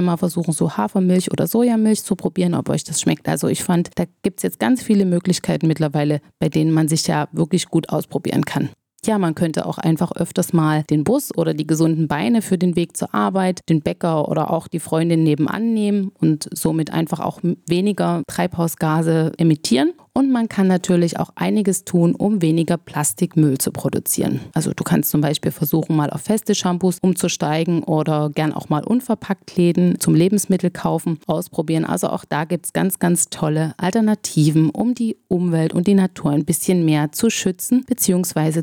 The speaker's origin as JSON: {"language": "German", "country": "Germany", "said": "bei uns in Deutschland"}